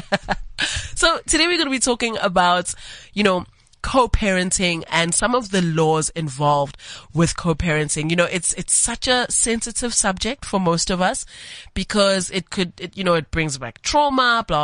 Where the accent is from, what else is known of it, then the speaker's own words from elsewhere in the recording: Johannesburg, Gauteng, South Africa; born and raised in Johannesburg, just like me.